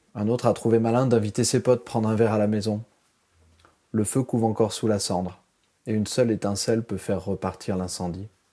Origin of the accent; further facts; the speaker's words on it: France; moved away as an adult; now in Taipei, Taiwan; je suis né en France, c'est maintenant à Taïwan que se trouve le centre du monde pour moi